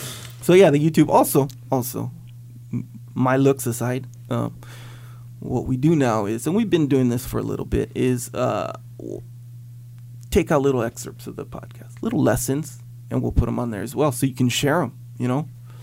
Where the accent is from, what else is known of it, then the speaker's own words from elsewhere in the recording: Kauai, Hawaii, United States; growing up in Kauai, and then living here